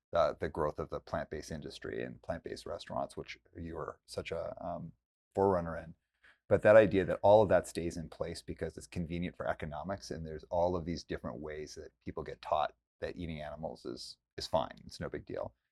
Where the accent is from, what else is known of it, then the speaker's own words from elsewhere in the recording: Calgary, Alberta, Canada; now in Vancouver, Canada; I grew up in Calgary, Alberta